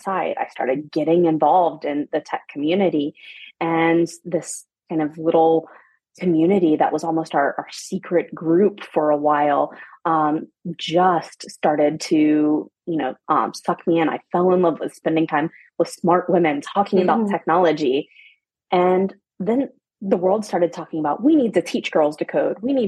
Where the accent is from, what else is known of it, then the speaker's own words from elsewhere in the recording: Atlanta, Georgia, United States; moved away as an adult; also born or lived in Germany / Paris; I'm from Atlanta, Georgia. I'm a mom. I have two young boys, but I'm originally from Atlanta